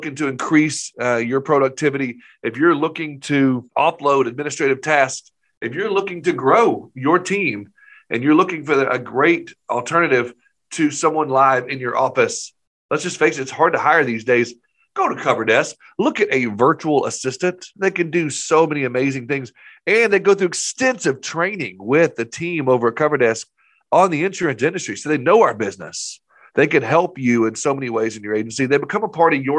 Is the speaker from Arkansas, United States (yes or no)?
yes; Maumelle, Arkansas, United States; also born or lived in Nashville; Maumelle, the town that we live in, which is a suburb of Little Rock.